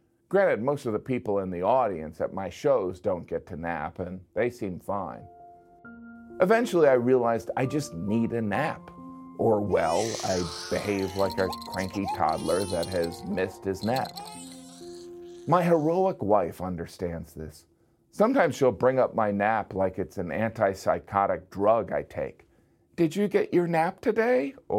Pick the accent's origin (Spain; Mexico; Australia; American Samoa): Spain; Maybe I need a nap because I'm from Spain.